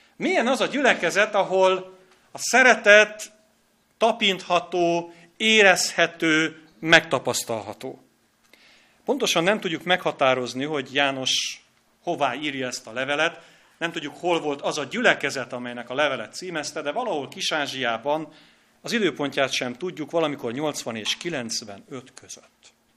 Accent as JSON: {"language": "Hungarian", "town": "Hajdúböszörmény", "region": "Hajdú-Bihar", "country": "Hungary", "moved": "yes", "lives_now": "Budapest, Hungary", "said": "Én is hajdú göszörményi vagyok"}